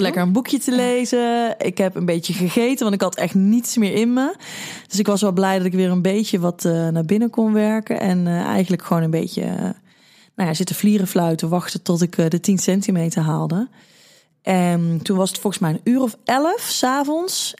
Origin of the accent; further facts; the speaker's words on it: 's-Hertogenbosch, North Brabant, Netherlands; ik kom uit Den Bosch